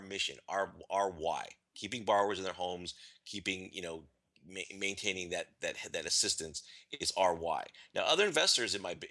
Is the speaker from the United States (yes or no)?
yes; California, United States; I'm from California